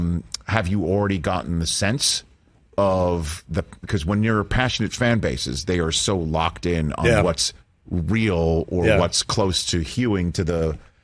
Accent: New York City, New York, United States; Because I'm growing up in Staten Island

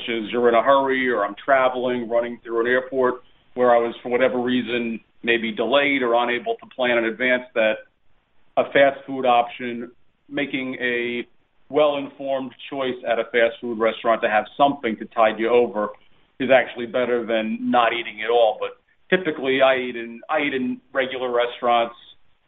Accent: New York, United States; now in Florida, United States; We were Italian-American growing up in New York

